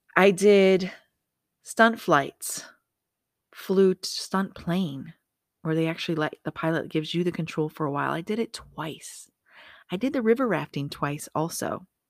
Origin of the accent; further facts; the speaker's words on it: Michigan, United States; moved away as an adult; now in Las Vegas, United States; I'm from Michigan. Of course I'm gonna sound that way. I've lived in Vegas fifteen years, but guess what? I'm still from Michigan